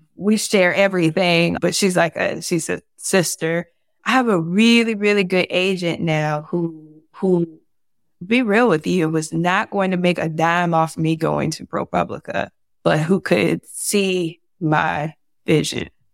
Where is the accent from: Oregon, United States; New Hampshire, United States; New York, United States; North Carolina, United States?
North Carolina, United States; Fayetteville; now in Atlanta, United States; Fort Bragg and Fayetteville, my, my hometown